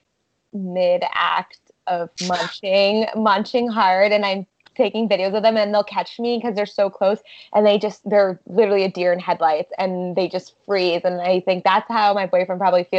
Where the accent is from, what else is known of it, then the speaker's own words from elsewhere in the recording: Massachusetts, United States; now in New York City, United States; I'm originally from Massachusetts.